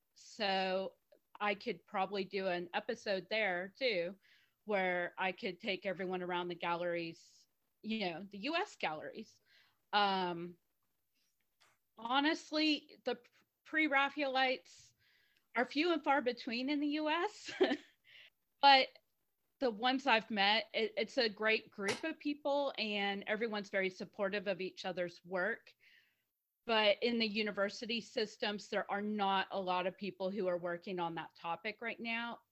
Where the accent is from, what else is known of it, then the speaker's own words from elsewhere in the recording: United States; also born or lived in Houston, Texas; I'm the American of the group. I'm in Houston, Texas